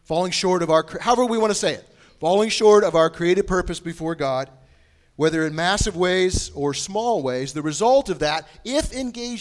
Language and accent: English; Bushnell, Illinois, United States; now in Indianapolis, United States; we have what's called Fall Festival Days in the little town of Bushnell, Illinois